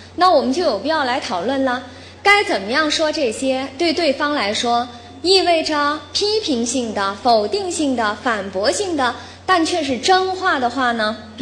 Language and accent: Chinese; China; 我们中国人